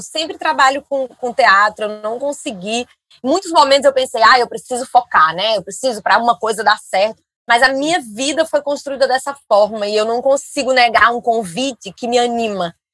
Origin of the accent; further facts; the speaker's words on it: Northeast Region, Brazil; moved away; eu sou nordestina